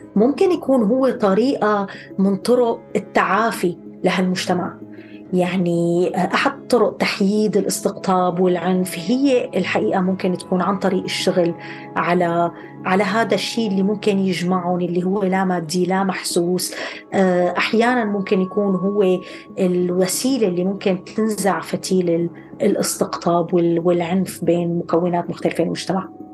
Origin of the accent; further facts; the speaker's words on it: Syria; now in Cambridge, United Kingdom; ذاكرتنا الجمعيه كلياتنا كسوريين